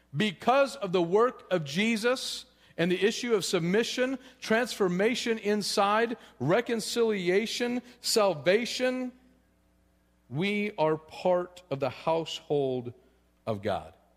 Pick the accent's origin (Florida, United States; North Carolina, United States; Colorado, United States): Colorado, United States; I'm from Colorado